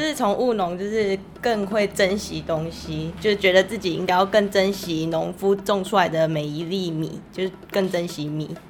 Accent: Changhua County, Taiwan; 我是彰化人。

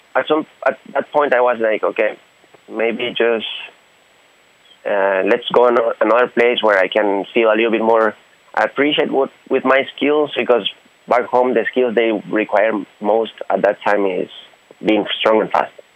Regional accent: Honduras; moved away as an adult; now in Taiwan; I'm from Honduras, Central America.

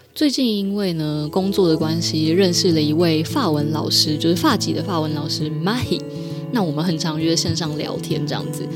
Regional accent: Taiwan; 你知道我们台湾人就是，呃，遇到外国人的时候就很想跟他讲英文

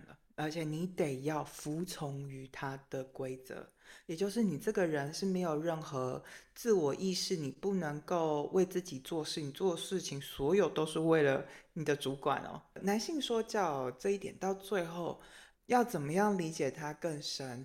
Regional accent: Taiwan; 作为一个台湾人

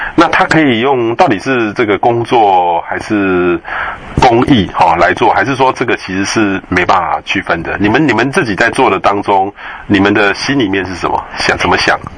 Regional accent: central Taiwan, Taiwan; 我也是中部人，可是我们小时候就到台中去

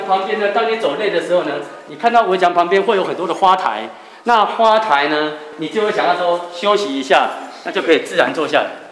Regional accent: Taiwan; 我们台湾人

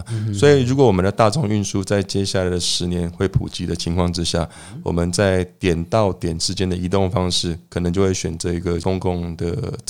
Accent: Zhongli, Taoyuan, Taiwan; 我身为一个土生土长的中立人哦

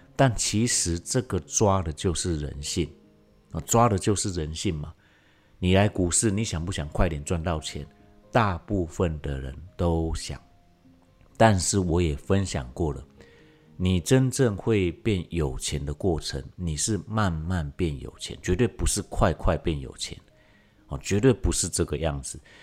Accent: Taiwan; 在我们台湾这边

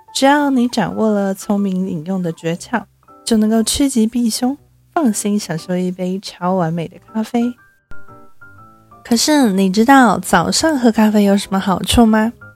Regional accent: Taipei, Taiwan; 一个土生土长却常常被误认为是不会讲中文的台北人

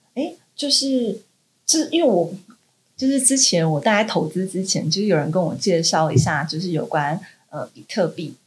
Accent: Taiwan; 我们台湾这边

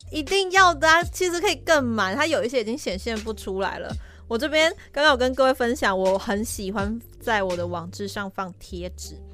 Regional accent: southern Taiwan, Taiwan; now in Taipei, Taiwan; 我自己钟爱是我家乡那边

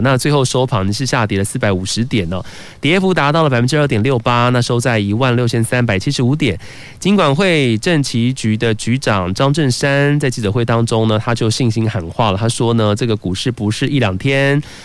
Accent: Taiwan; 身为台湾人

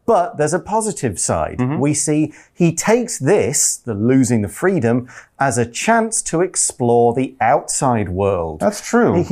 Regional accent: Nottingham, East Midlands, United Kingdom; I'm from Nottingham

